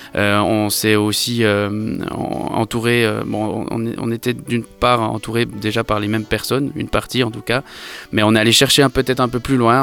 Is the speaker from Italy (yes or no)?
no; Switzerland; moved away as an adult; now in Paris, France; j'ai vécu en Suisse, je suis suisse de nationalité.